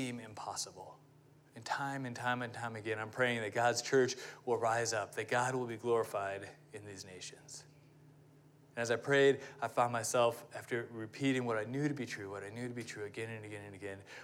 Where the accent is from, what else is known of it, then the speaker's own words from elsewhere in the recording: United States; me being an American